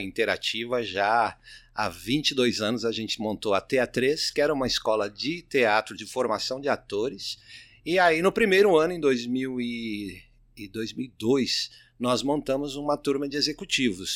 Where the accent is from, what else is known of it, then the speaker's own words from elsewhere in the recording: Minas Gerais, Brazil; now in São Paulo, Brazil; eu sou de Minas Gerais